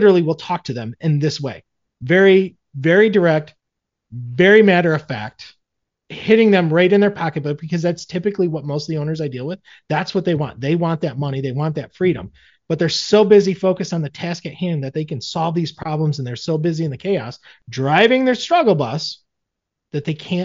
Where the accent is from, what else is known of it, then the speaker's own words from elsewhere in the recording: Michigan, United States; I'm from Michigan.